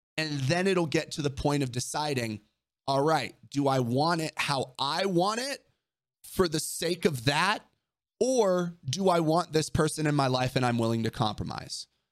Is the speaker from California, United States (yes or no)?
yes; Orange County, California, United States; growing up in Orange County